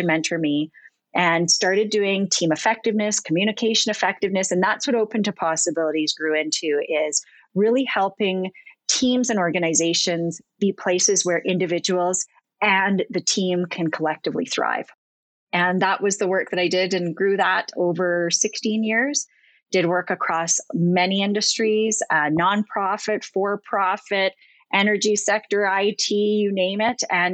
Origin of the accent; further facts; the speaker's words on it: Ontario, Canada; I'm from Ontario